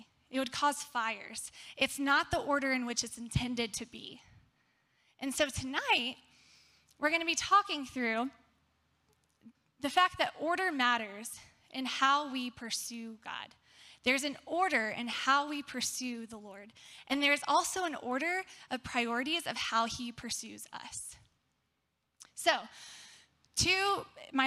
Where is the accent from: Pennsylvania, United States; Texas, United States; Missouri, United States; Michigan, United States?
Texas, United States; I was born and raised in Texas.